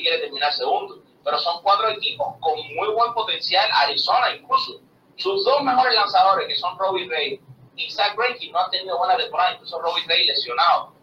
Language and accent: Spanish; Matanzas, Cuba; now in United States; Matanzas, que es la provincia desde donde yo nací, mi esposa nació